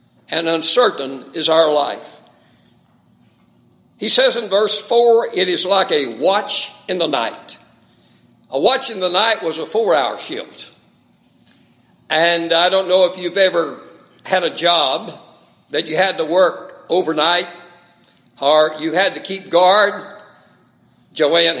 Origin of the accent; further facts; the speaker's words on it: West Texas, United States; He was a West Texas guy all the way, much like myself